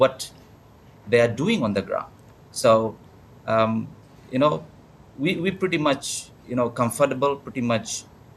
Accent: Fiji; I come from Fiji

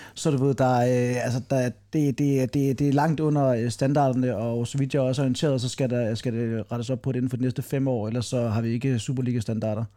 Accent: Funen, Southern Denmark, Denmark; som fynboer

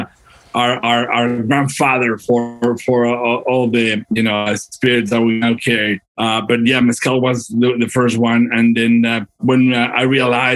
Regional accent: Durango, Mexico; moved away as an adult; now in United States; I was born and raised in Durango, Mexico. And I moved to the States like probably 15, 16 years ago.

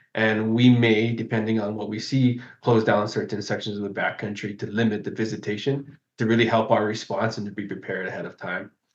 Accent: Kona, Hawaii, United States; I'm from Kona, which is on the other side of the island here.

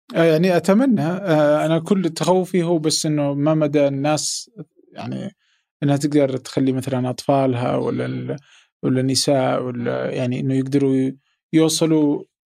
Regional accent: Saudi Arabia; عندنا في السعودية

